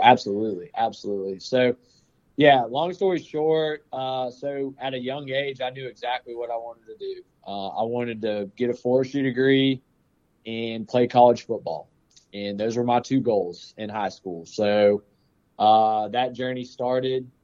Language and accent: English; Powder Springs, Georgia, United States; I actually grew up in Powder Springs